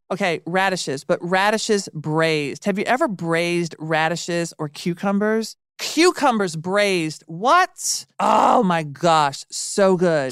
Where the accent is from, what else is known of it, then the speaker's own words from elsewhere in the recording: Nashville, Tennessee, United States; I grew up in Nashville